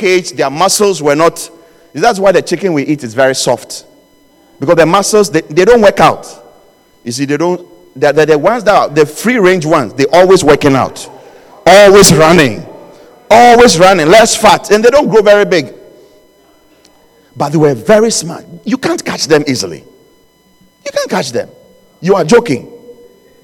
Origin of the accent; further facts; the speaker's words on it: Ghana; where I was born in Ghana, we used to have chickens